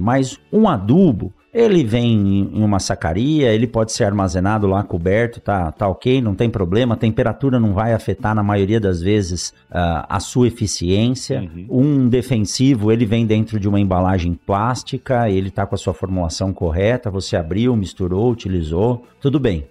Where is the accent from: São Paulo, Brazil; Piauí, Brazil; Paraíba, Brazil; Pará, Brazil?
São Paulo, Brazil; also born or lived in Botucatu; Eu nasci em São Paulo, na capital, estudei, fiz o, o ensino médio